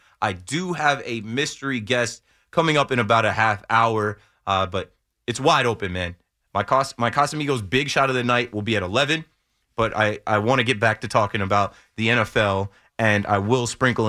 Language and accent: English; New Jersey, United States; now in Hudson County, United States; I'm from the Shore area. I live in Hudson County now.